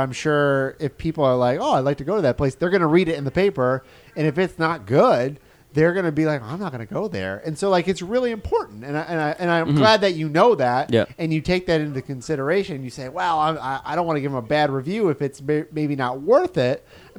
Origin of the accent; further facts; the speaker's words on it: Alabama, United States; now in Central Florida, United States; Well, I came from Alabama.